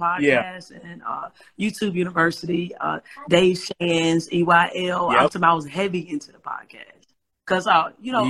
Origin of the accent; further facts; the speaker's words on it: Starkville, Mississippi, United States; moved away as an adult; also born or lived in Birmingham, Alabama; I'm originally from Mississippi, from Starkville, Mississippi, but I came to Alabama, Birmingham, on a basketball scholarship